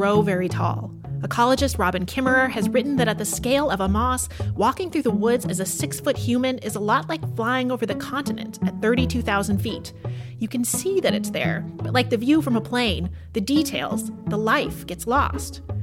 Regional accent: Pacific Northwest, United States; I grew up in the Pacific Northwest, a very mossy place

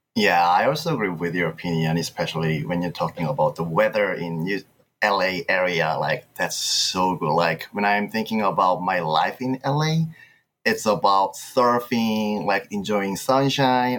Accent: South Korea; moved away as an adult; now in United States; I'm from Korea

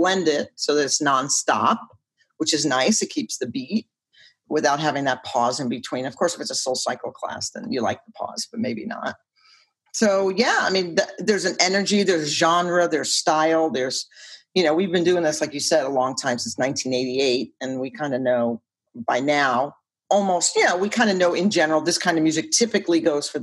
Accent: New York, United States; I'm from New York

